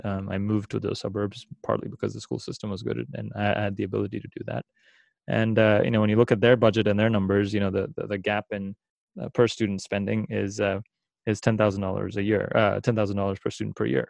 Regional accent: India; now in Philadelphia, United States; I come from India

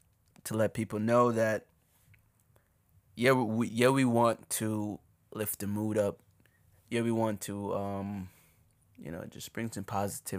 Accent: Jamaica; moved away; There are times as a Jamaican, I would just not say that I'm Jamaican

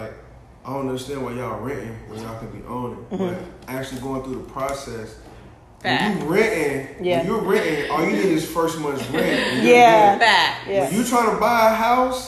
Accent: Louisiana, United States; now in Atlanta, United States; I'm from Louisiana

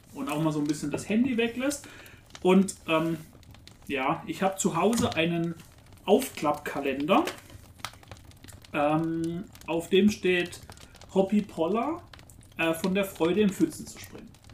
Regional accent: a village near Karlsruhe, Baden-Württemberg, Germany; ich bin ja auch im Dorf aufgewachsen. Und ich habe aber immer den, den, Bezug nach Karlsruhe gehabt

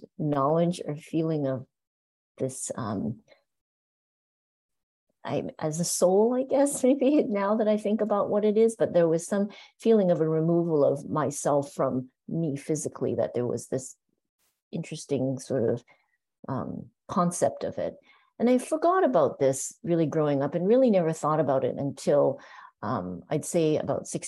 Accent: Canada; also born or lived in Hong Kong; now in San Francisco, United States; I was born in Hong Kong, and I remember living in Hong Kong at the time. And my family, we moved to Canada when I was about 6 or 7 years old

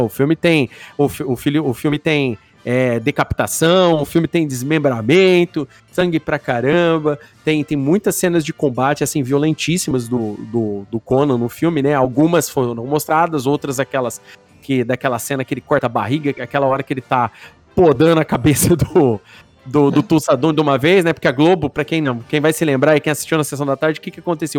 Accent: Brazil; nós brasileiros

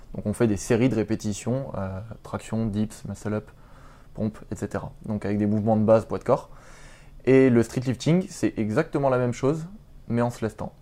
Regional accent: Paris region, Île-de-France, France; moved away as an adult; now in Rennes, France; je suis originaire de région parisienne

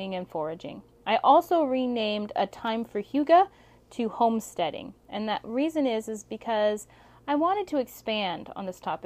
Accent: Alaska, United States; my home state of Alaska

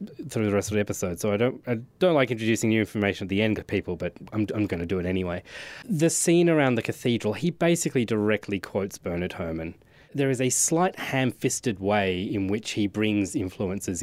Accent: Australia; as an Australian

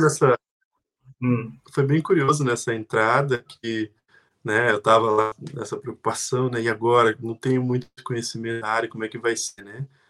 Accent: Curitiba region, Paraná, Brazil; moved away as an adult; now in Ireland; vim lá da região de Curitiba, do Brasil, vim como estudante

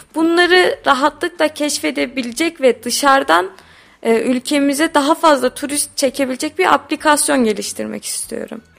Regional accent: Tokat, Turkey; biz Tokatlıyız

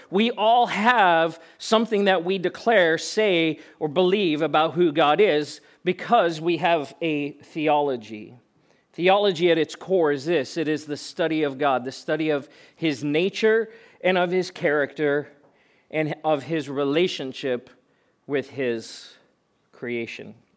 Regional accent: Pretoria, Gauteng, South Africa; moved away; I was born and raised in South Africa and spent eighteen years of my life growing up in Pretoria

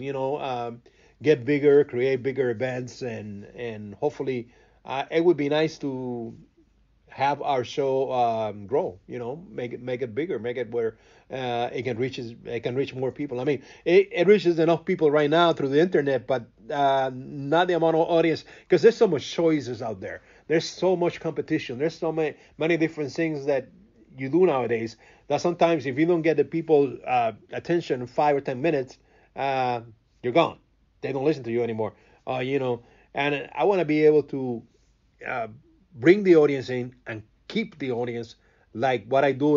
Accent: Cuba; first language Spanish; English is a second language; now in Chicago, United States; growing up in Cuba, it's, it's, it's a complete different um, different world

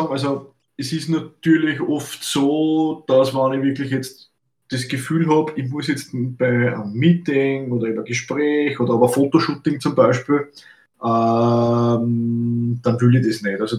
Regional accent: Austria; Fichtenmoped so, so, sagt man bei uns in Österreich. Ne? Fichtenmoped.

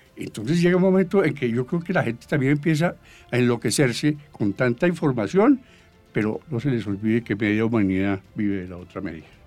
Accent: Bogotá, Colombia; hice primaria y parte de bachillerato en el Colegio San Bartolomé de la Merced, los padres jesuitas. Después, en segundo, segundo de, bachillerato, me fui para el, sitio que yo digo que es el mejor colegio de Bogotá

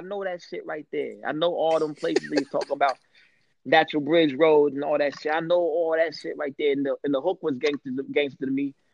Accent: St. Louis, Missouri, United States; I'm from the St. Louis area.

